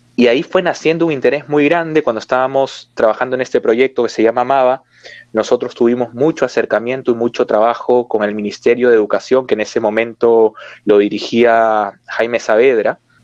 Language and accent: Spanish; Peru; en mi país